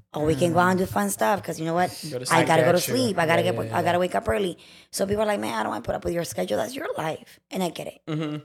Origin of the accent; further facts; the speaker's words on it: Houston, Texas, United States; moved away as an adult; now in Los Angeles, United States; I started in Houston local radio. I'm from Houston, so I did local radio with the network.